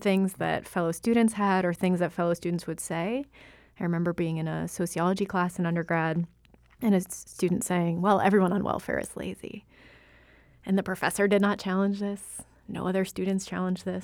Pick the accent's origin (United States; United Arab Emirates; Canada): United States; I was born in the United States